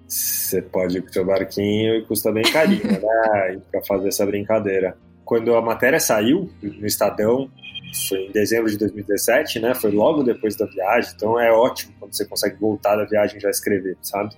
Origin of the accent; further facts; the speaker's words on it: São Paulo, Brazil; also born or lived in England; eu sou paulistano, nascido na Inglaterra, por acaso. Meus pais estavam estudando lá